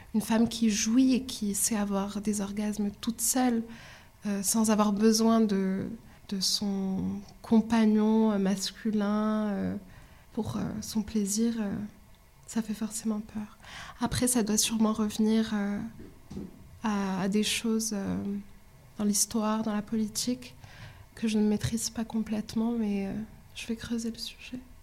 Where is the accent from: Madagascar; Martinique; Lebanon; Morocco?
Morocco; moved away as an adult; now in France; j'ai grandi au Maroc jusqu'à mon bac. Je suis arrivée ici pour euh, mes études supérieures